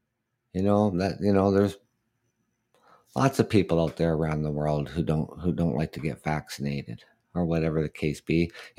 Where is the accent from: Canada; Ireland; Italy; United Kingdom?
Canada; Of course, I'm Canadian.